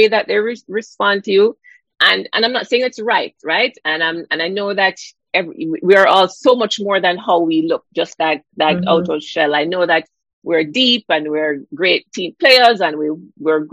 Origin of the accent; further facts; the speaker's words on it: Jamaica; growing up in Jamaica